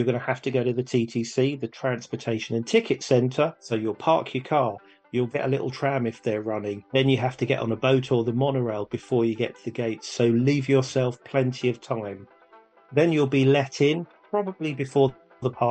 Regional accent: England, United Kingdom; we're from England

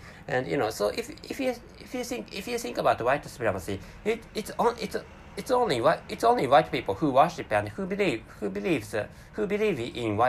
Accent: Japan; first language Japanese; English is a second language; And my mother tongue is Japanese language.

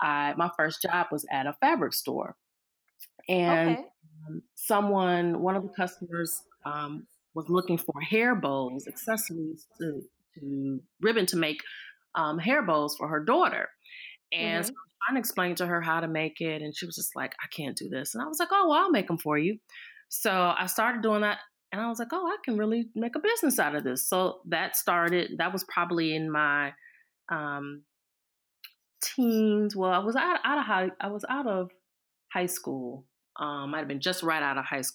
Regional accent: Cleveland, Ohio, United States; I am born and raised in Cleveland, Ohio

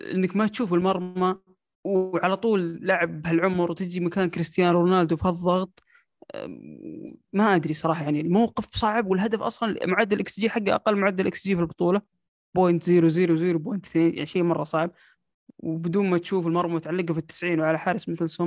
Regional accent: Saudi Arabia; اني انا كسعودي اشوف المباراه تقدم 2-1 على الارجنتين

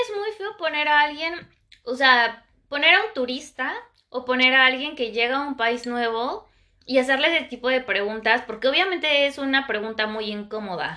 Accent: Mexico City, Mexico; moved away as an adult; now in Paris, France; Yo viviendo en la Ciudad de México de toda mi vida

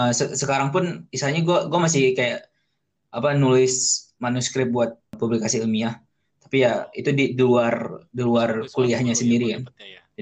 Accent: Aceh, Indonesia; Gue asalnya dari dari Aceh, terus apa sih dapat uh, beasiswa buat sekolah di Insan Jenikia Serpong di di Tangerang Selatan

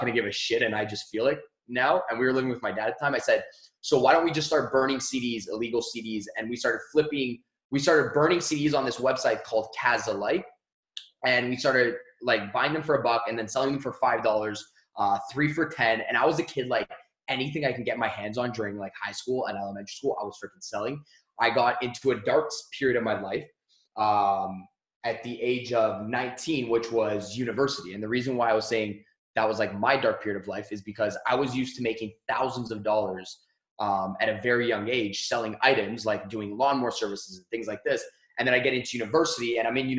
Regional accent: Mississauga, Ontario, Canada; I grew up in Canada, and I grew up in a small city called Mississauga

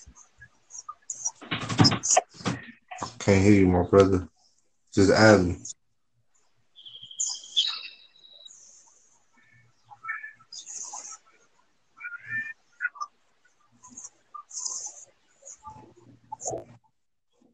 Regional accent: United States; I'm from America

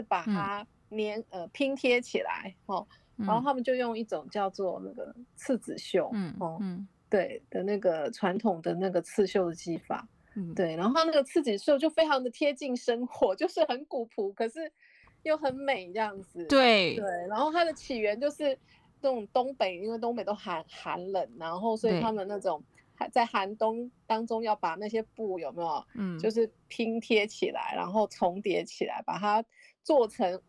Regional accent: Taiwan; 台湾人讲女女女工女红

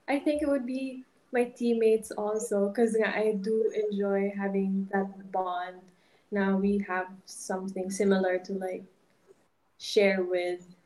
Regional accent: Ilonggo, Western Visayas, Philippines; accent: Ilonggo; first language Hiligaynon (Ilonggo); English is a second language; moved away; my mother tongue talaga is Ilonggo.

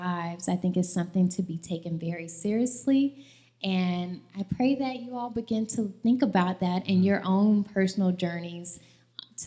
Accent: Atlanta, Georgia, United States; I grew up in Atlanta

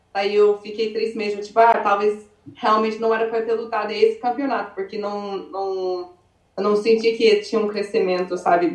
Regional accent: Arizona, United States; moved away as an adult; also born or lived in Brazil / Rio de Janeiro; now in California, United States; eu nasci no Arizona, eu vivi assim, a maioria parte da minha vida no Arizona. É, com 16 anos mudei pro Brasil

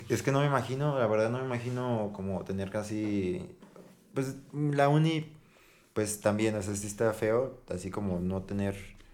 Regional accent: San Luis Potosí, Mexico; somos de San Luis Potosí

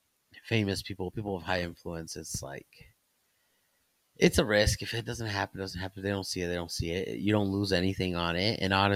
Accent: Plymouth, Indiana, United States; I grew up in Plymouth area.

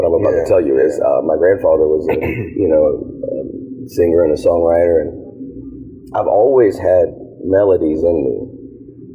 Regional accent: Savannah, Georgia, United States

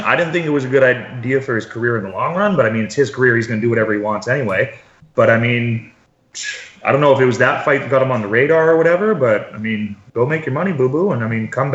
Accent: Fort St. John, British Columbia, Canada; moved away as an adult; also born or lived in Prince Rupert, British Columbia / Dawson Creek, British Columbia; technically I was born in Prince Rupert, but I mean, I consider myself born and raised in Fort St. John in Dawson Creek up in northern BC. Stayed there till I graduated.

